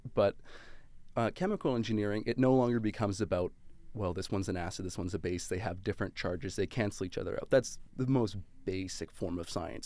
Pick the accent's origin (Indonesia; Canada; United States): Canada; Calgary, Alberta; moved away; I'm actually originally from Calgary, Alberta